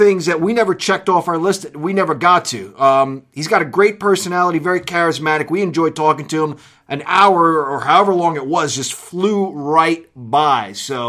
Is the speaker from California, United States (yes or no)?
no; New York City, New York, United States; now in Pennsylvania, United States; I grew up in New York City, but I've been in Pennsylvania most of my life.